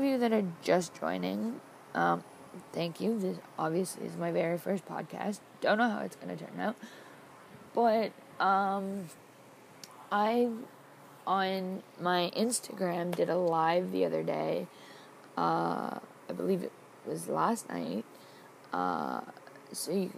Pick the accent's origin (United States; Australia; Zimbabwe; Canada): Canada; Toronto, Ontario; I am from Toronto, Ontario, Canada.